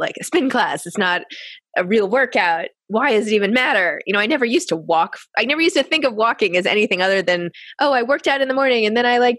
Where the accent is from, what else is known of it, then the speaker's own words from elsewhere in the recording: New York City, New York, United States; I grew up in the New York City private school system